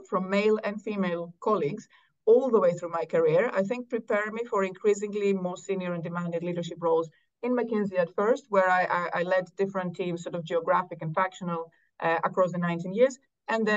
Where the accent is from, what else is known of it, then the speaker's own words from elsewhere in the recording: Athens, Attica, Greece; moved away as an adult; also born or lived in Cambridge, United Kingdom; I think I'm solidly Greek. Both parents Greek. I grew up in Athens.